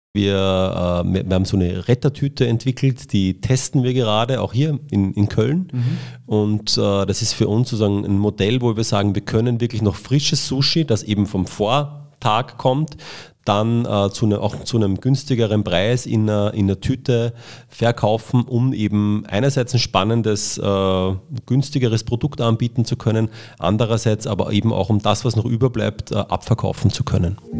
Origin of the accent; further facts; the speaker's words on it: Austria; also born or lived in Cologne; ich bin ein Österreicher